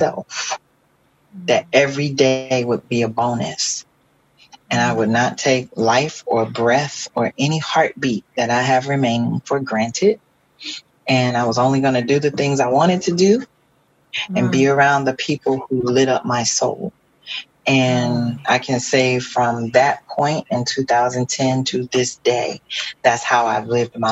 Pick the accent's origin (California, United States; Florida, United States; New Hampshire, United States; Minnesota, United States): Florida, United States; moved away; I'm originally from Florida